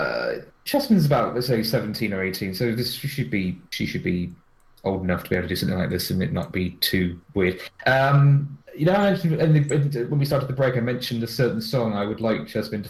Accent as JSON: {"language": "English", "country": "United Kingdom", "said": "Yes, I'm British."}